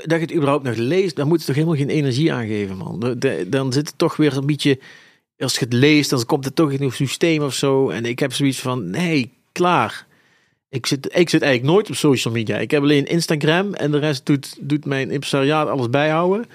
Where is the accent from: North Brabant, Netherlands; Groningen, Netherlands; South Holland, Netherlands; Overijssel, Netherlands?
North Brabant, Netherlands; Eindhoven; moved away as an adult; now in Zaltbommel, Netherlands; ik ben geboren en getogen in Eindhoven